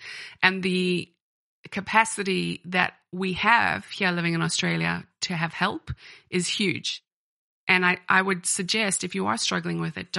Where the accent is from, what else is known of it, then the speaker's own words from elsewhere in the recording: Ireland; And when I was growing up in Ireland, I actually went to university in Dublin.